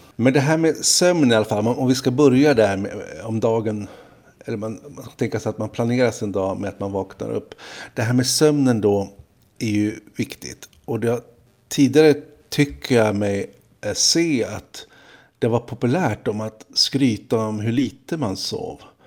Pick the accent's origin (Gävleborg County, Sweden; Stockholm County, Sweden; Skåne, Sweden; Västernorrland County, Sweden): Stockholm County, Sweden; Stockholm; oss stockholmare